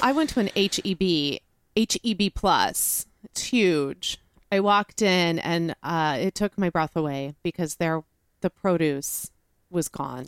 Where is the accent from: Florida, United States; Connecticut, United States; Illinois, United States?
Illinois, United States; Chicago; now in Texas, United States; as a northerner, as a Midwesterner, to Midwest winter storms i-, at home in Chicago